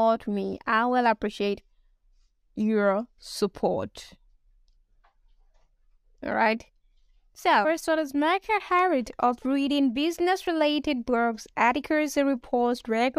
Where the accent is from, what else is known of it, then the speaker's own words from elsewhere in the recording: Nigeria; I'm a Nigerian